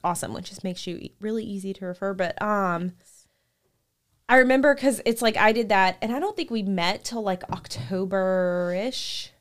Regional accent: Shreveport, Louisiana, United States; entire life in Louisiana

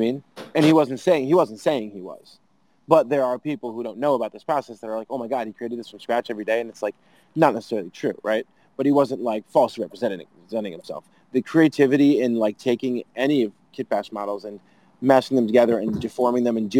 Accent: United States; I'm such an American

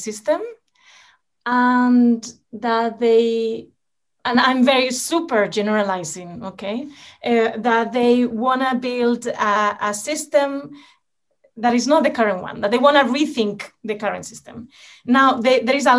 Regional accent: Spain; moved away; my home country in Spain.

